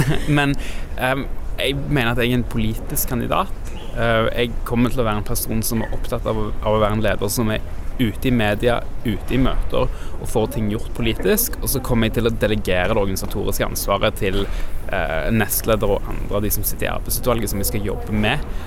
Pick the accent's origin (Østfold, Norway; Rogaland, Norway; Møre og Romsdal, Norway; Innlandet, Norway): Rogaland, Norway; Stavanger; now in Oslo, Norway; Jeg kommer fra Stavanger